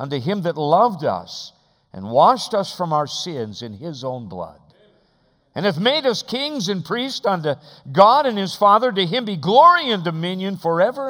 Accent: Alaska, United States; we are from Alaska, the great state of Alaska

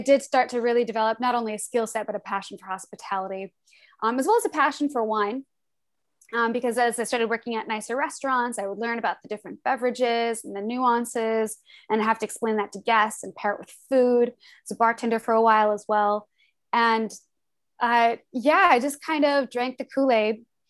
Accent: Des Moines, Iowa, United States; born there; I'm from the Midwest. I was born in Des Moines, Iowa, and lived in like 7 different states growing up all around the Midwest.

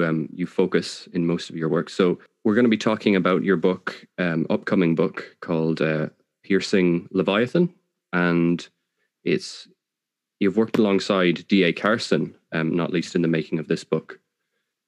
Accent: Ireland; as Irish people

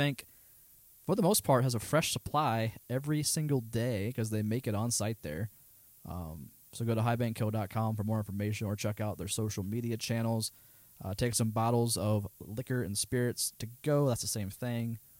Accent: Lancaster, Ohio, United States; also born or lived in Columbus, Ohio; I was born in Columbus. I just lived in Lancaster.

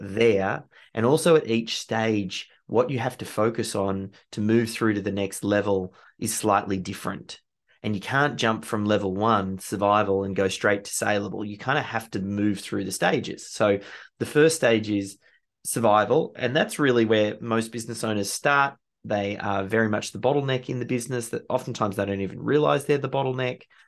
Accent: Australia; being Australian

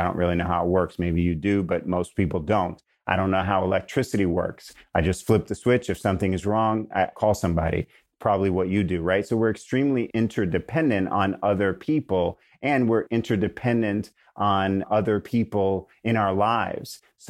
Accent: New York, United States; now in California, United States; Now I know I'm really a Californian because I have shifted from calling the grocery store a supermarket, which is what we call it in New York, to a grocery store.

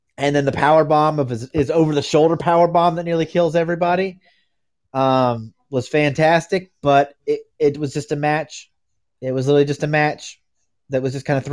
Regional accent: United States; I'm from America

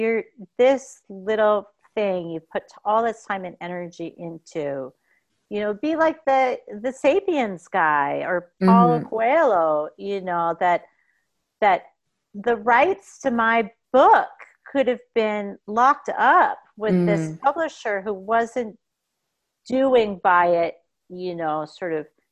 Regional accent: United States; moved away; also born or lived in Boston; I grew up in America during the time frame that I did.

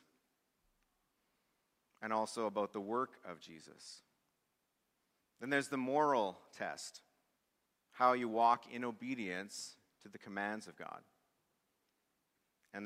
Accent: Swift Current, Saskatchewan, Canada; he played hockey in my hometown of Swift Current

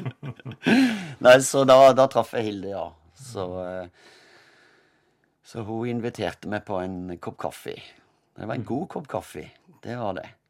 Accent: Kristiansand, Agder, Norway; also born or lived in Søgne; jeg er født i Søgne utenfor Kristiansand

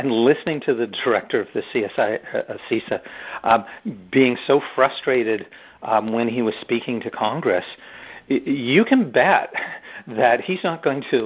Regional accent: Canada; I'm a Canadian

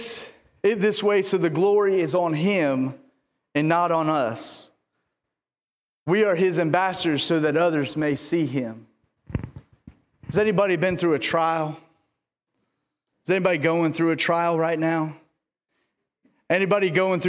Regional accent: the South, United States; I'm from the South

